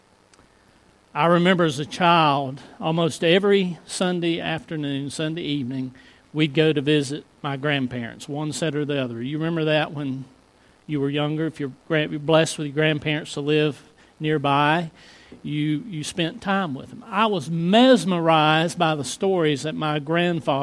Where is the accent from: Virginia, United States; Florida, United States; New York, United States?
Virginia, United States; Floyd County; I grew up in Floyd County